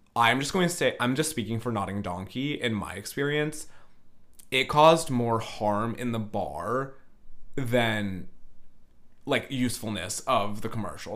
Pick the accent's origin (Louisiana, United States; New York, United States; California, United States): California, United States; Northern; I'm from Northern California